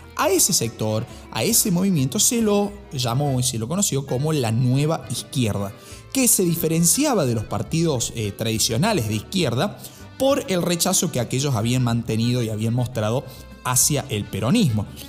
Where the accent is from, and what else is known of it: Argentina